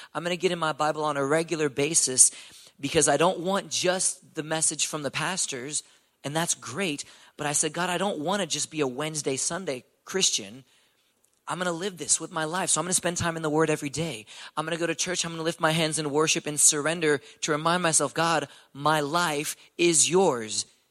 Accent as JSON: {"language": "English", "town": "Houston", "region": "Texas", "country": "United States", "tie": "born or raised there", "said": "I'm from Houston, Texas, born and raised."}